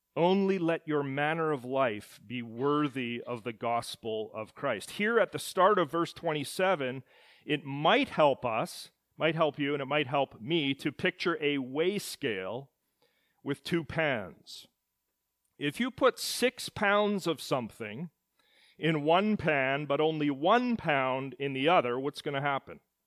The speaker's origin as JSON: {"language": "English", "town": "Edmonton", "region": "Alberta", "country": "Canada", "tie": "born or raised there", "said": "At the moment of my birth in the city of Edmonton in February of nineteen seventy, I became a citizen of Canada"}